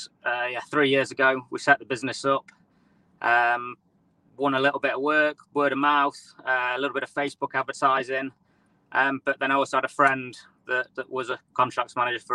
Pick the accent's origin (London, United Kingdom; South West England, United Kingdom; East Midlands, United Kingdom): East Midlands, United Kingdom; near Nottingham; We're from the Midlands. Not too far from Nottingham.